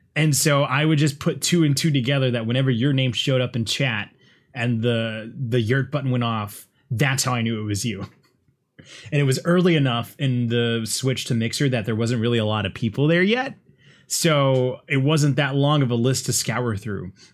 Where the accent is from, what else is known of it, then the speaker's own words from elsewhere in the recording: United States; me being an American